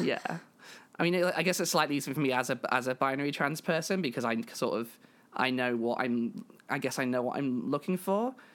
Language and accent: English; United Kingdom; I am British